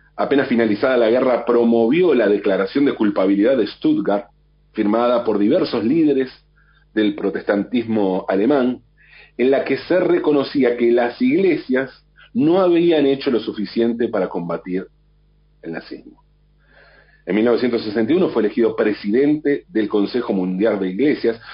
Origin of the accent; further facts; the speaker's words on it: Argentina; para nosotros en la Argentina